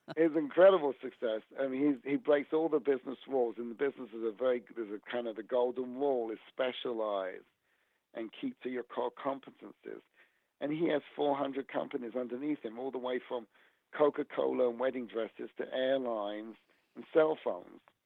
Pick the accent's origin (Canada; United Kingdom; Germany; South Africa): United Kingdom; England; now in United States; my hometown in England.